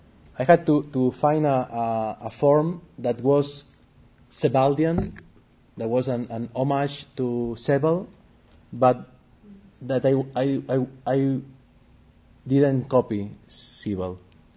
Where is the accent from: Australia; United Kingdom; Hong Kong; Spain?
Spain; English is a second language; also born or lived in Argentina / Chicago; now in Barcelona, Spain; no one from my family in Spain ever has visited them.